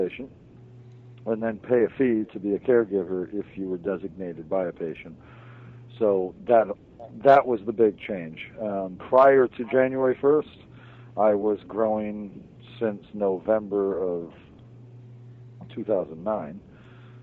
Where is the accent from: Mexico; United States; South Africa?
United States; Hawaii; now in Maine, United States; I'm from Hawaii